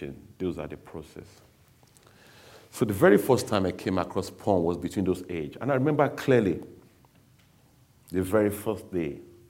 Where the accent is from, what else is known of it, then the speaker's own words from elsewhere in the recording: Nigeria; now in England, United Kingdom; I was born in England, but I grew up in Nigeria